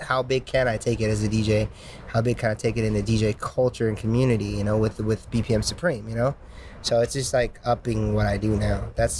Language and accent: English; Indiana, United States; now in California, United States; I've been telling people that since before I moved from Indiana to California.